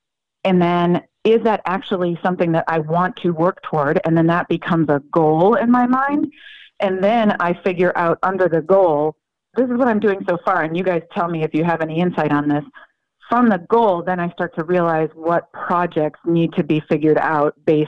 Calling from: Raleigh, North Carolina, United States; Raleigh, North Carolina.

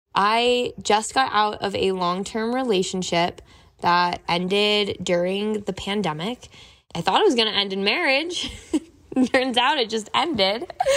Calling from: Denver, Colorado, United States

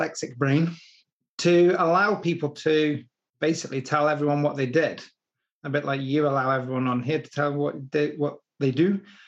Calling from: Mauchline, Scotland, United Kingdom; A place called Mauchline, which is in Scotland. It's Robbie Burns country.

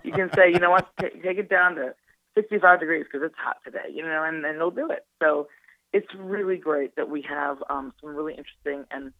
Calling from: Detroit, Michigan, United States; I'm calling from Detroit, Michigan, a little outside Detroit. Yeah, I'm calling from Detroit. I'm here in headquarters.

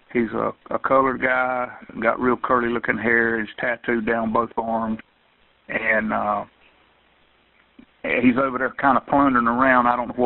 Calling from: Douglas, Georgia, United States; I'm calling from Douglas, Georgia.

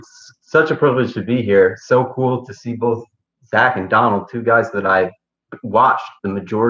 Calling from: Beacon, New York, United States; Beacon, New York.

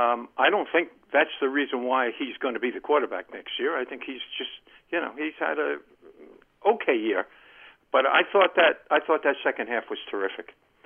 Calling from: Columbia, United States; Hey, guys. … from Columbia.

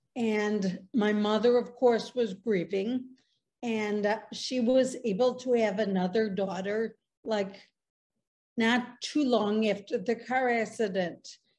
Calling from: Chicago, Illinois, United States; I live in Chicago.

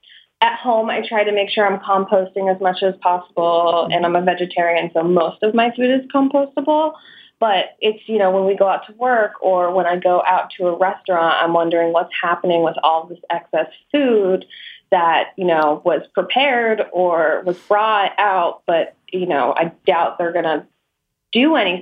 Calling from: Paoli, Pennsylvania, United States; Hi, yes, I'm calling from Paoli, Pennsylvania

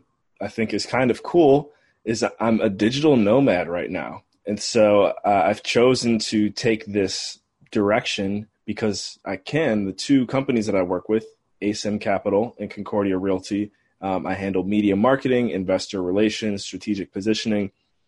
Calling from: St. John's, Newfoundland and Labrador, Canada; So I'm calling in from St. John's, Newfoundland, Canada today, the first city in North America that the sun rises on every day.

